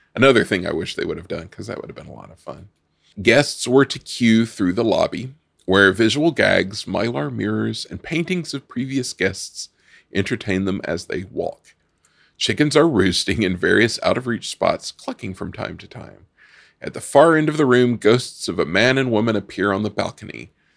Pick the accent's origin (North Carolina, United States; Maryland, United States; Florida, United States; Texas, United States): North Carolina, United States; we grew up in North Carolina going up to the Cherokee Reservation